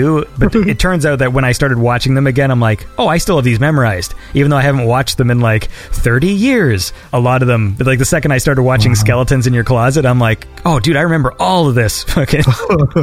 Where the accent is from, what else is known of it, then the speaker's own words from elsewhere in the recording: Canada; also born or lived in Toronto; I'm Canadian.